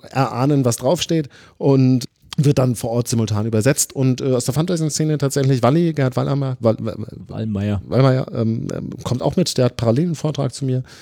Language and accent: German; Flensburg, Schleswig-Holstein, Germany; Ich komme aus Flensburg und so, ja.